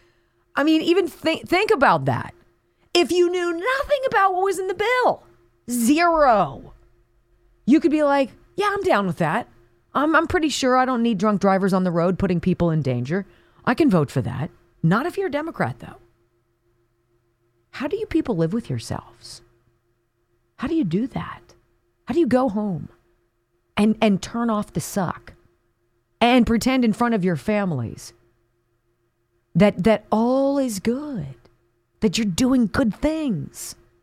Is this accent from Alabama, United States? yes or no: yes; Enterprise, Alabama, United States; There was a newlywed couple from my hometown of Enterprise, Alabama, named Angel and Jeremy Say.